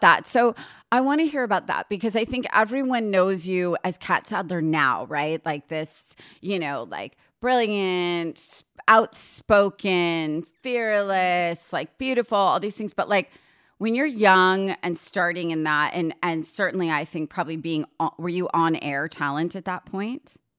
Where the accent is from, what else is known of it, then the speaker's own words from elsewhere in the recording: a suburb of New York City, United States; I grew up in a suburb of New York City, but I was thirty minutes from the city